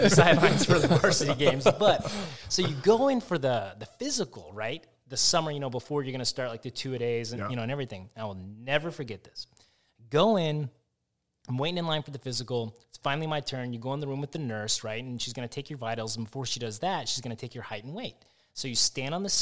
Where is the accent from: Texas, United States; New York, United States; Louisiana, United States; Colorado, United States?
Texas, United States; Arlington; also born or lived in Los Angeles, California; I grew up in Arlington, so right around here